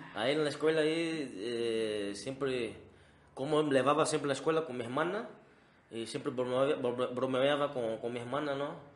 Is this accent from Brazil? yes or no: yes; Brazil; Spanish is a second language; now in Mexico; yo como soy de Brasil